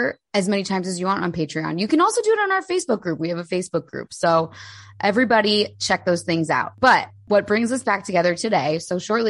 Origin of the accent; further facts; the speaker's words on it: New Jersey, United States; we grew up in Jersey.